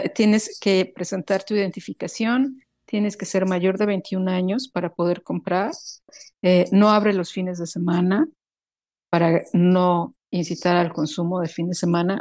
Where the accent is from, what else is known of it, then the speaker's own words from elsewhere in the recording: Mexico; moved away as an adult; now in Sweden; yo no he dejado de ser mexicana, yo voy a ser mexicana toda mi vida, pero estando en Suecia